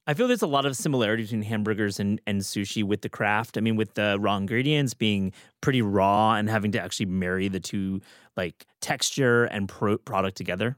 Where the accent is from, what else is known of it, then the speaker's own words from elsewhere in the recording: Kalamazoo, Michigan, United States; I'm from Kalamazoo, Michigan